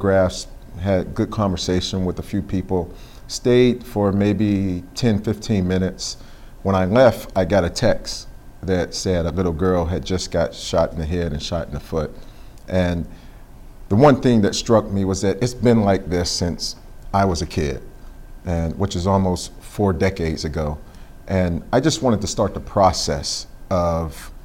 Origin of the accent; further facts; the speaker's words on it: Pittsburgh, Pennsylvania, United States; growing up there